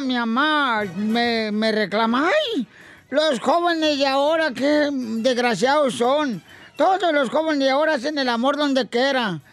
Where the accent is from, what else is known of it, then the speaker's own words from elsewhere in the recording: Michoacán, Mexico; como buen michoacano